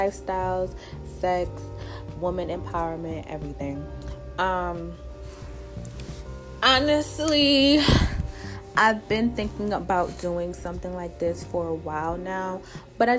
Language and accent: English; New York City, New York, United States; also born or lived in Jamaica (ancestry) / DMV area; now in Washington, D.C. area, United States; I'm originally from Brooklyn, New York. And I am Jamaican also. My parents are Jamaican. I currently live in the DMV area.